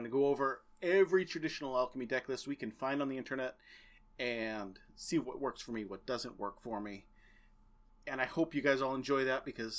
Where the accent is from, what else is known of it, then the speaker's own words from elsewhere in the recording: United States; the best two podcasters who grew up in the Merrimack Valley.